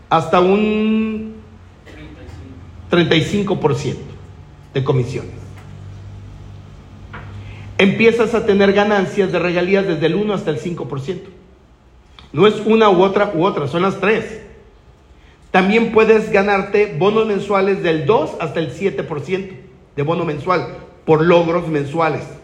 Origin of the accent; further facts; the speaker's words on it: Guadalajara, Jalisco, Mexico; yo vengo de Guadalajara, tierra del mariachi y el tequila.